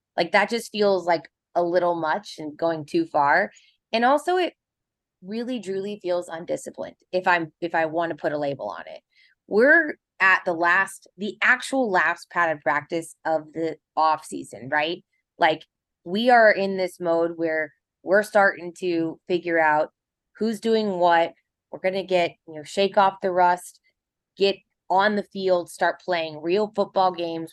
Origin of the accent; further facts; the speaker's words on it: Kansas City, Missouri, United States; I'm from Kansas City.